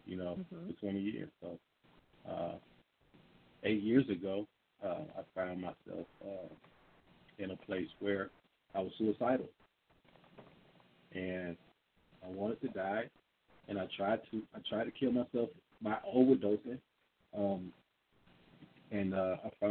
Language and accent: English; Atlanta, Georgia, United States; I'm from Atlanta, and I grew up here